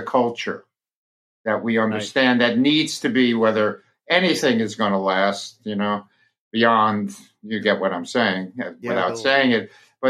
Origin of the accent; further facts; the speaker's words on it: Brooklyn, New York, United States; because I grew up in Brooklyn, reading Al Aronowitz in the New York Post.